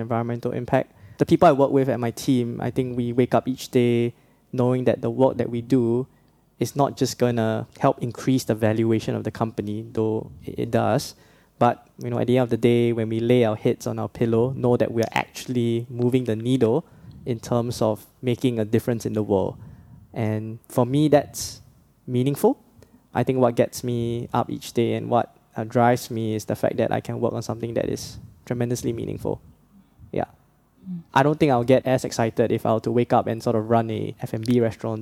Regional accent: Singapore; growing up in the Singapore sort of education system

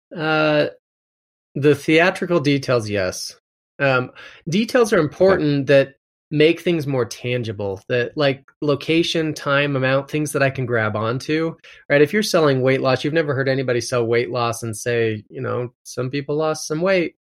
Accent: Utah, United States; I'm from Utah

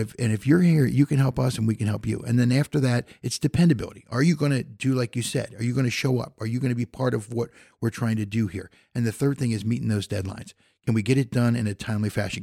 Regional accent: Philadelphia, Pennsylvania, United States; moved away as an adult; also born or lived in Indiana; now in Goshen, United States; I, I grew up in Philadelphia

